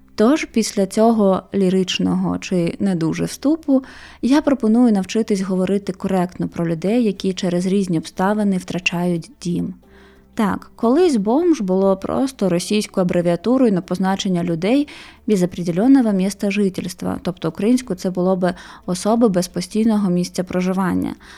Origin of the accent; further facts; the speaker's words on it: Mariupol, Donetsk Oblast, Ukraine; moved away as an adult; я з Маріуполя і що мій рідний дім залишився на окупованій території там.